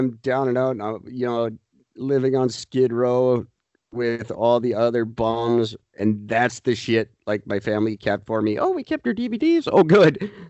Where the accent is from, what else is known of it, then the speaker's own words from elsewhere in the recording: Canada; No, we just like being peacekeepers. We're Canadian.